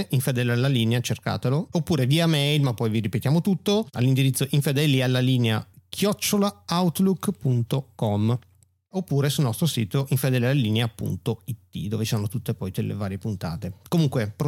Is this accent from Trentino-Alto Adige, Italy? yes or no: no; Brescia, Lombardy, Italy; Però sono bresciano, ecco, puntualizziamolo subito.